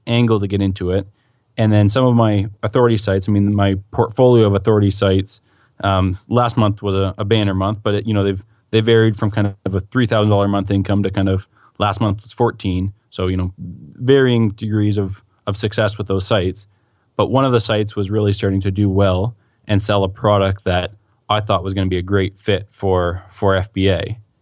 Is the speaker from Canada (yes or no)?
yes; Canada; I'm Canadian